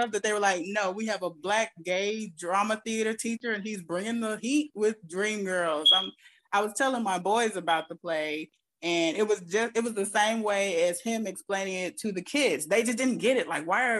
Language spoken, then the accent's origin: English; Louisiana, United States; I'm from Louisiana.